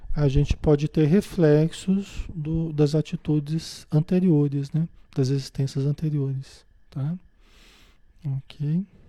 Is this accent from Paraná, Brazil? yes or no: yes; Paraná, Brazil; also born or lived in Marília, São Paulo; Nasci em Marília, em São Paulo, né? Depois mudei para o Paraná, vivi a maior parte da minha vida